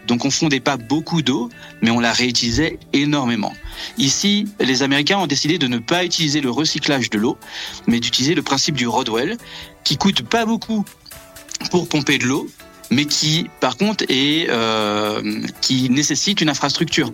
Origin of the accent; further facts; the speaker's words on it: Brittany, France; moved away as an adult; now in South Pole Station, Antarctica; je viens de Bretagne